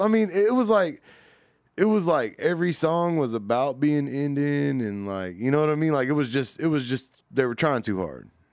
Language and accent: English; Anadarko, Oklahoma, United States; we grew up in Darko